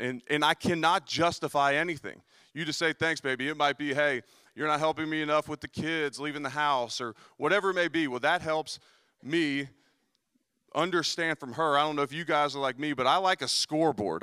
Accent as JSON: {"language": "English", "town": "Cincinnati", "region": "Ohio", "country": "United States", "moved": "yes", "said": "I'm also from Cincinnati."}